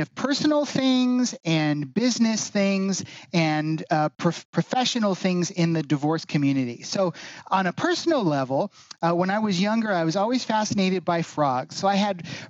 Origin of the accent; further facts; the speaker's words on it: Northern California, United States; moved away as an adult; also born or lived in Honolulu, Hawaii; now in Orlando, United States; I grew up in Northern California. I was actually born in Honolulu. My dad was in the Navy and he was stationed out there. And we moved from Hawaii out to Northern California. So that's where I grew up